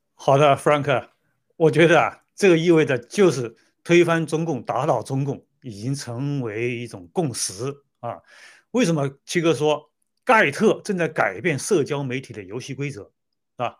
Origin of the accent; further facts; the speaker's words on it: China; moved away; 我们中国人